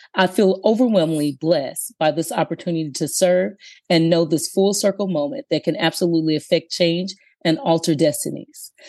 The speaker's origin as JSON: {"language": "English", "town": "Aberdeen", "region": "Mississippi", "country": "United States", "tie": "born or raised there", "moved": "as an adult", "lives_now": "California, United States", "said": "I was born and raised in Aberdeen, Mississippi, but now my home is California."}